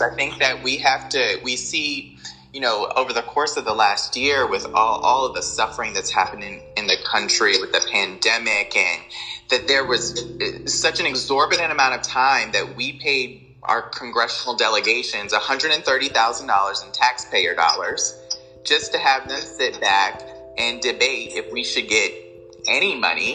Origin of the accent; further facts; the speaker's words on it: United States; Being African American, growing up in America